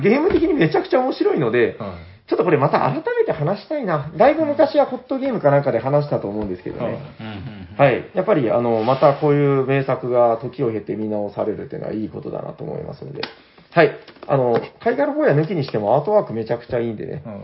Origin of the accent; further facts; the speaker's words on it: Nagasaki, Japan; 長崎生まれなんで、